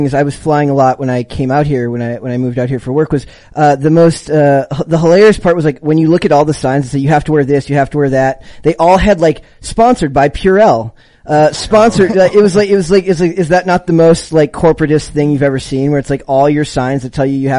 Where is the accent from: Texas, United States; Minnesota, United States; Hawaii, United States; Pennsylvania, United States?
Minnesota, United States; Because I'm from Minnesota